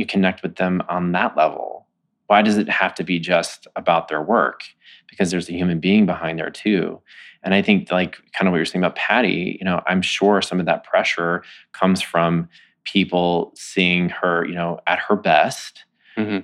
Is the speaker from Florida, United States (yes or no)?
no; Texas, United States; moved away; I'm from Texas